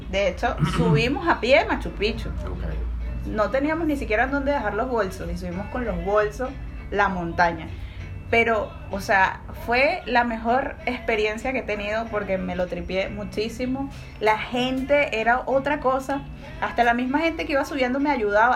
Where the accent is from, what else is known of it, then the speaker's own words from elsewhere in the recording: Caracas, Capital District, Venezuela; moved away as an adult; now in Peru; Vengo de Venezuela, Caracas, la bueno, sí, la ciudad de Caos.